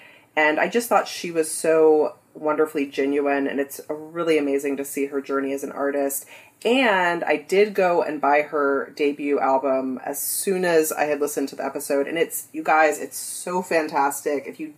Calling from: San Diego, California, United States; Yes, I am here from Southern California, San Diego.

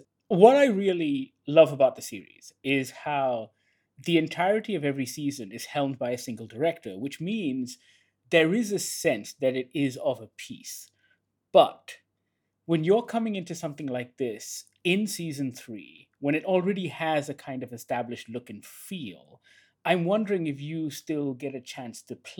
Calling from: Kuala Lumpur, Malaysia; I'm dialing in from Kuala Lumpur in Malaysia.

